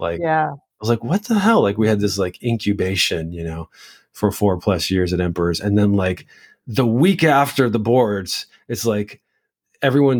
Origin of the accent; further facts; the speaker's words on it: United States; growing up in the United States